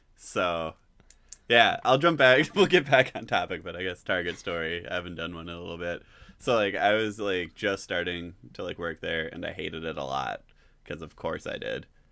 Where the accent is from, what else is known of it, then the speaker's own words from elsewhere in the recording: Griffiths, Wisconsin, United States; I'm from Griffiths, Wisconsin